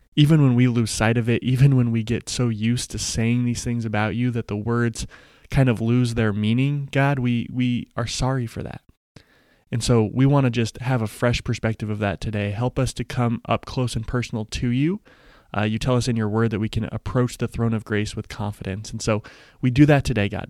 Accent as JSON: {"language": "English", "town": "Denver", "region": "Colorado", "country": "United States", "tie": "born or raised there", "said": "when I was in elementary school, the Denver Nuggets, my hometown team"}